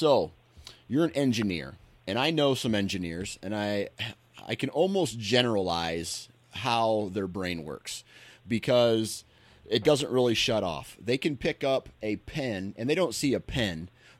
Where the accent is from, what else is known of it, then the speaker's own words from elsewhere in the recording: Iowa, United States; So I'm a flatlander from Iowa.